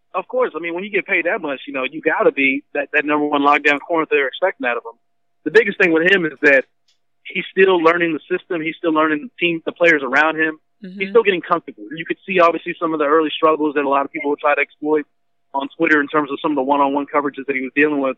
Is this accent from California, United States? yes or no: no; Dallas, Texas, United States; growing up in Dallas myself